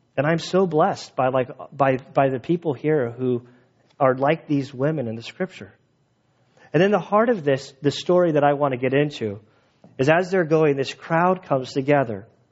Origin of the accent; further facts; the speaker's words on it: San Diego, California, United States; now in Valley Center, United States; I grew up in San Diego